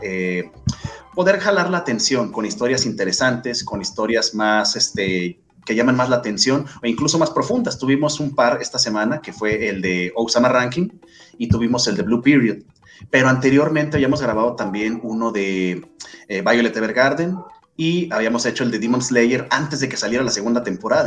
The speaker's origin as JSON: {"language": "Spanish", "country": "Mexico", "said": "como mexicano que soy"}